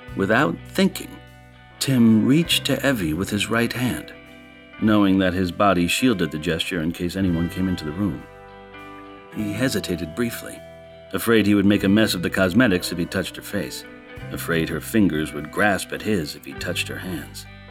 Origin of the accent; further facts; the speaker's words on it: Watertown, Connecticut, United States; I grew up in Watertown, Connecticut, the same town Mister Tessier hails from